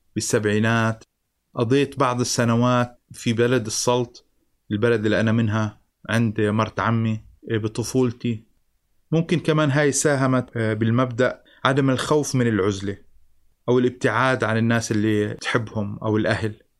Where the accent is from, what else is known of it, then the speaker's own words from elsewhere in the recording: Jordan; أنا انولدت بالأردن بسنة 1969